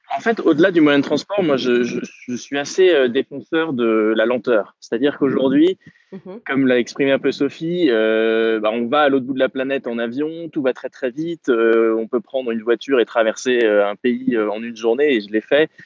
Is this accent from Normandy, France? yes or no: yes; Normandy, France; je suis de Normandie